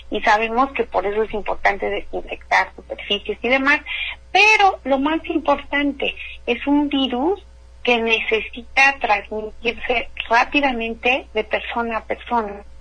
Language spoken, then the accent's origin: Spanish; Mexico; a nosotros no nos hace daño, somos mexicanos, hemos sobrevivido a tantas cosas